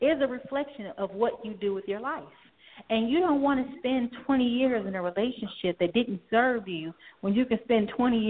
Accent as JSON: {"language": "English", "town": "Gary", "region": "Indiana", "country": "United States", "tie": "born or raised there", "said": "my hometown of Gary, Indiana."}